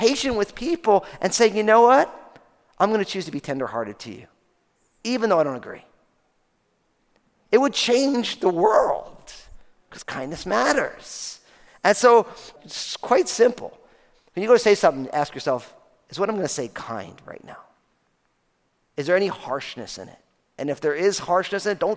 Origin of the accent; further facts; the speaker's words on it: New Jersey, United States; I'm from New Jersey